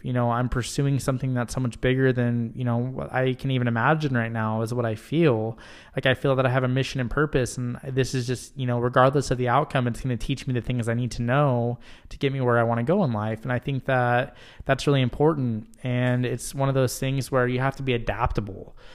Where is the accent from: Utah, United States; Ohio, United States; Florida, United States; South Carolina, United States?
Utah, United States; moved away as an adult; now in Michigan, United States; I am originally from Utah